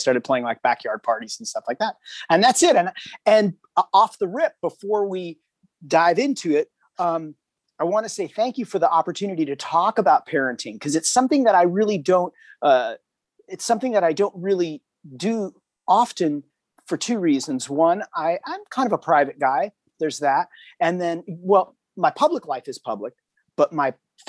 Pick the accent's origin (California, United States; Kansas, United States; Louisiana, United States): California, United States; Hermosa Beach; from Hermosa Beach, California